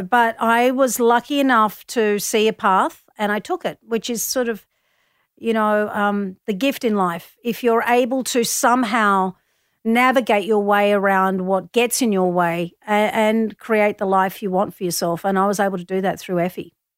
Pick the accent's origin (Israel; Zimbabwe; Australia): Australia; Melbourne, Victoria; I grew up in Collingwood